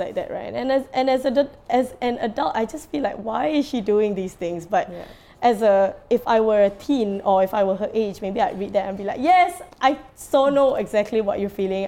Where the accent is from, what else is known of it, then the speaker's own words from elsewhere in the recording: Singapore; as a Singaporean